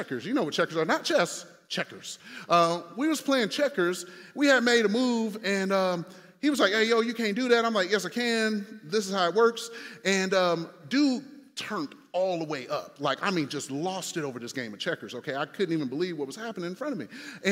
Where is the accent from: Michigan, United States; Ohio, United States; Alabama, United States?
Michigan, United States; Detroit; moved away; also born or lived in Indiana; I'm from Detroit.